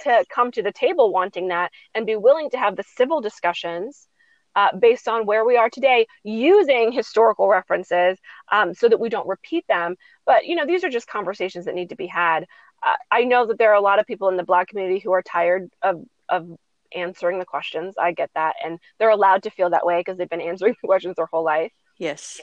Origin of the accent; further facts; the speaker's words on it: United States; as a as a American people